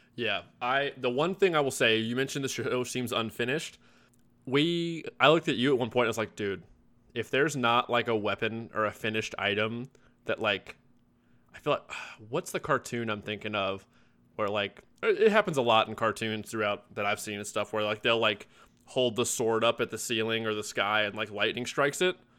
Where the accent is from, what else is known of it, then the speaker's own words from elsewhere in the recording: Louisville, Kentucky, United States; I'm from Louisville